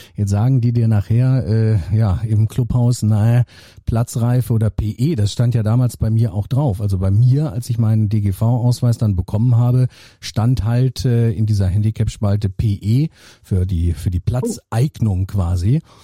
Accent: North Rhine-Westphalia, Germany; ich komme ja aus Nordrhein-Westfalen ähm, gebürtig

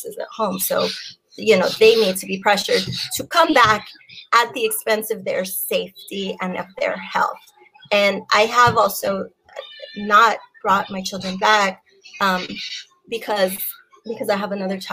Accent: San Antonio, Texas, United States; I being born and raised in Highland Park

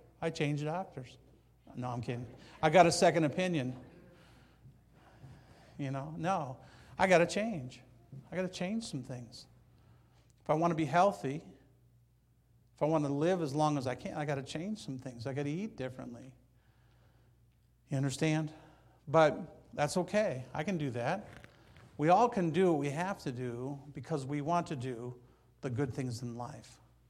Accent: Banning, California, United States; When I tell people where I'm from, I don't say Banning. I say Palm Springs.

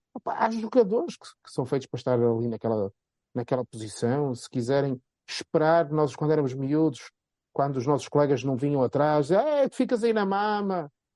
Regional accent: Porto, Norte, Portugal; accent: Porto; eu com o meu sotaque do Porto

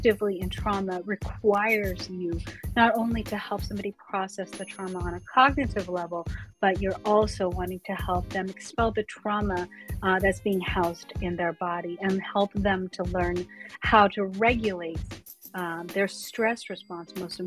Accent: Colorado, United States; I come from Colorado

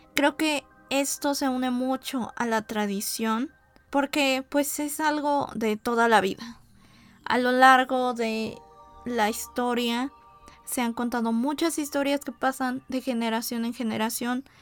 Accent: Mexico; como mexicanos

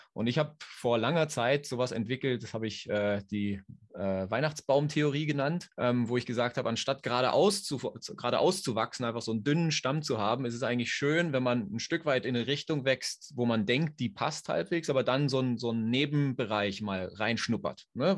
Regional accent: Berlin, Germany; moved away as an adult; now in Switzerland; Ich komme ursprünglich aus Berlin oder bin da aufgewachsen, wohne seit nunmehr 13 Jahren in der Schweiz.

